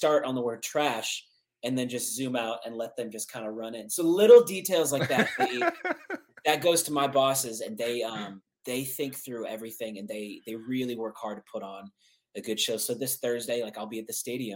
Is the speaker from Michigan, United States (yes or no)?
no; Omaha, Nebraska, United States; moved away; growing up in Nebraska, we have a very iconic stadium there